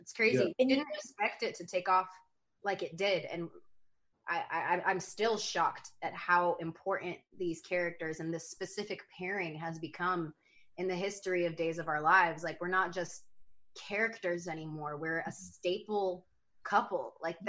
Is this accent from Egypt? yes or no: no; East Coast, United States; like we're both from the East Coast. We both like immediately, we have the same energy.